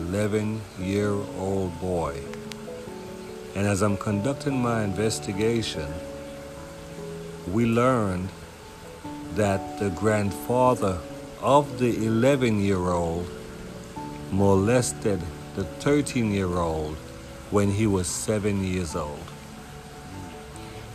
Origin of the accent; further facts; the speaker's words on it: Houston, Texas, United States; as a young man growing up in Houston